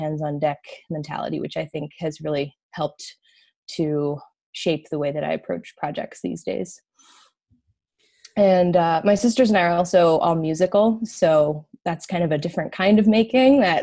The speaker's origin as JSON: {"language": "English", "town": "Cleveland", "region": "Ohio", "country": "United States", "tie": "born or raised there", "moved": "as an adult", "lives_now": "Massachusetts, United States", "said": "I grew up in a western suburb of Cleveland."}